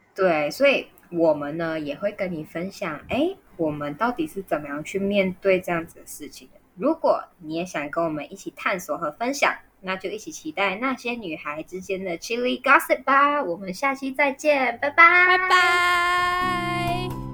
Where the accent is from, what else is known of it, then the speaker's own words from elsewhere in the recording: Malaysia; 我们是马来西亚人